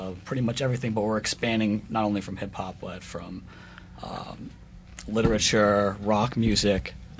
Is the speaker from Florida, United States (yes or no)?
yes; South Florida, United States; now in Los Angeles, United States; I'm originally from South Florida